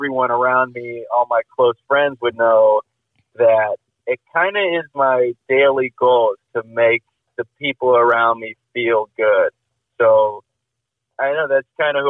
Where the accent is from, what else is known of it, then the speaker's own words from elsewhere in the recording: Libertyville, Illinois, United States; moved away as an adult; also born or lived in San Clemente, California / Lawrence, Kansas / Los Angeles, California; I grew up in Southern California and then moved to Chicago or Libertyville when I was like 8